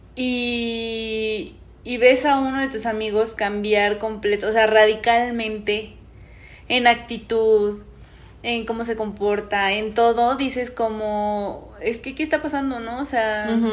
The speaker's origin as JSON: {"language": "Spanish", "region": "State of Mexico", "country": "Mexico", "said": "nosotros somos de Estado de México"}